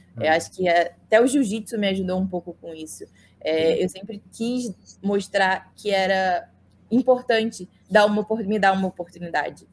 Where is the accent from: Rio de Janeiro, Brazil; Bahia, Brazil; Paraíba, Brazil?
Rio de Janeiro, Brazil; Saquarema; now in United States; me mudei para Saquarema quando eu tinha nove anos